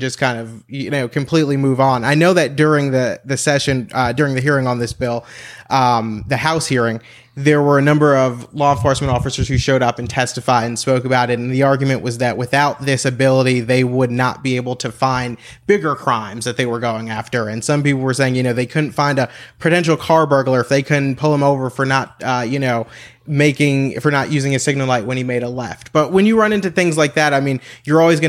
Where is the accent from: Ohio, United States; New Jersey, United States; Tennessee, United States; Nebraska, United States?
New Jersey, United States; moved away as an adult; now in Texas, United States; I'm originally from New Jersey, and I moved here 5 years ago